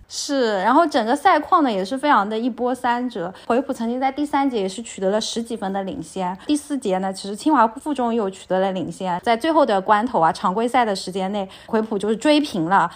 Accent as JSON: {"language": "Chinese", "town": "Linhai", "region": "Zhejiang", "country": "China", "tie": "born or raised there", "said": "我们家乡的临海"}